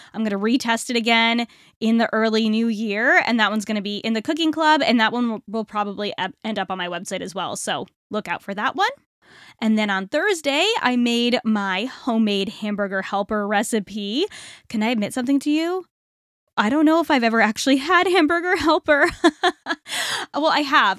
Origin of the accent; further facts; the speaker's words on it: Northeast, United States; I am from the Northeast